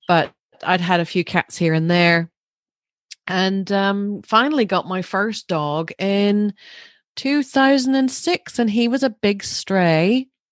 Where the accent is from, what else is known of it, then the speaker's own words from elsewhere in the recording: Larne, Northern Ireland, United Kingdom; I grew up through maybe a safer, slightly time, um, although it was right in the middle of the troubles, but, uh, we were in Larne